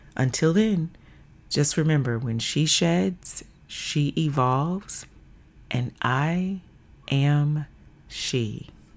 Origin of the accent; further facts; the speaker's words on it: the South, United States; moved away as an adult; also born or lived in Little Rock, Arkansas; now in Seattle, United States; born and raised in the South, now living in the Pacific Northwest